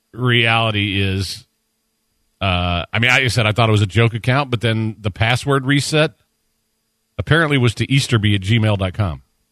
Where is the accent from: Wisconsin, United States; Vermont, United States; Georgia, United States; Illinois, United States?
Georgia, United States; Savannah; I'm from Savannah, Georgia.